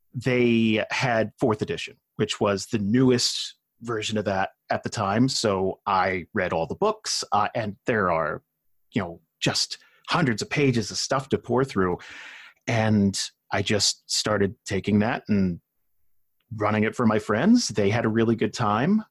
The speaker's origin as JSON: {"language": "English", "region": "New Jersey", "country": "United States", "tie": "born or raised there", "moved": "yes", "said": "I grew up in South Jersey"}